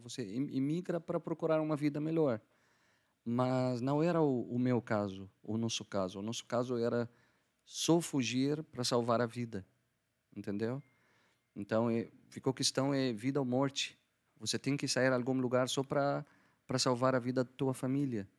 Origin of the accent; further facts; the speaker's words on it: Damascus, Damascus Governorate, Syria; Portuguese is a second language; moved away as an adult; also born or lived in Algiers, Algeria; now in Curitiba, Brazil; eu sou da Síria, Damasco. Eu nasci em Damasco, é, cresci em Damasco